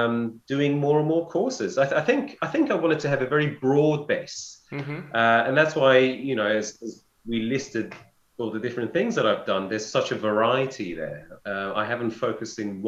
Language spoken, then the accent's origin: English; London, United Kingdom; I'm from London and I'm from King's.